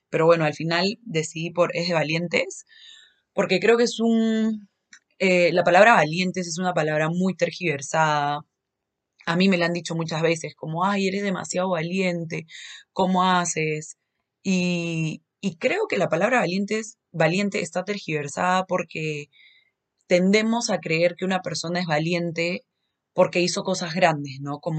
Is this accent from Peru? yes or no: yes; Lima, Peru; yo soy de Lima, soy de Perú, pero probablemente en muchos momentos se me va a salir un acento así medio mexicano.